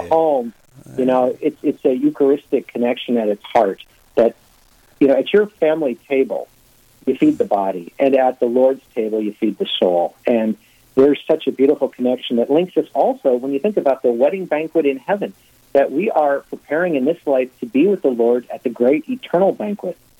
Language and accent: English; Cumberland, Wisconsin, United States; born and raised in Cumberland, Wisconsin.